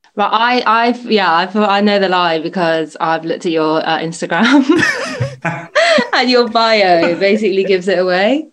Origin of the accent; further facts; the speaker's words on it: Bristol, South West England, United Kingdom; moved away as an adult; now in London, United Kingdom; I'm originally from Bristol. I've been living in London for over six years